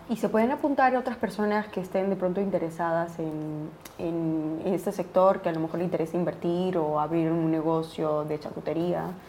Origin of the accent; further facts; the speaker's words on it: Peru; now in Spain; yo siendo peruana aquí en, España